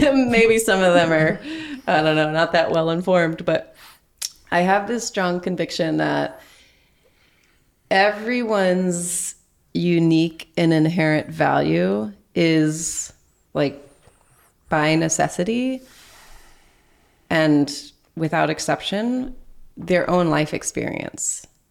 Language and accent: English; Texas, United States; now in Wisconsin, United States; I grew up in Texas, but now I live in Wisconsin